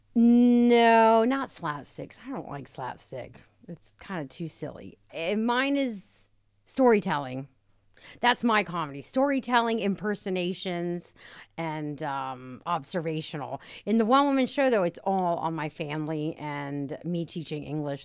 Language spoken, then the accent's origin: English; United States; now in Rome, Italy; I'm American, and my accent is funny